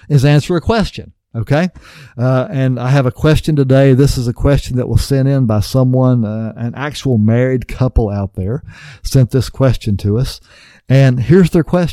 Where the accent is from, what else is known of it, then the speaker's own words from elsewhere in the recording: West Virginia, United States; I grew up in West Virginia on a farm.